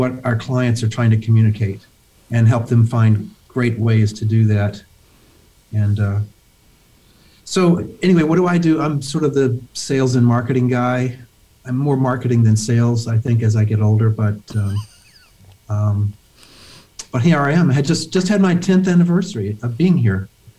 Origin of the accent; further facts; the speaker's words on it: Memphis, Tennessee, United States; also born or lived in Syracuse; I grew up in Memphis, Tennessee. I went to undergraduate school there, and then I went to graduate school in Syracuse.